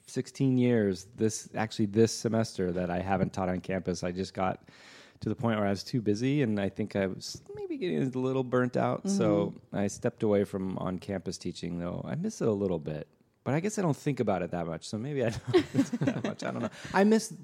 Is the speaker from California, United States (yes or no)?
yes; Los Angeles, California, United States; having been born and raised here